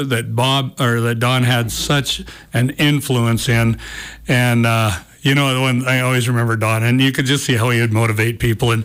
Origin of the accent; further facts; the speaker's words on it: Cut Bank, Montana, United States; I grew up in Cutbank, and it was a big Bobcat town